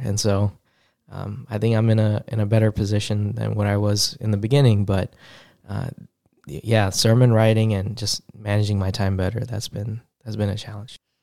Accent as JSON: {"language": "English", "region": "New York", "country": "United States", "moved": "as an adult", "said": "I'm originally from New York. I'm a city, city kid"}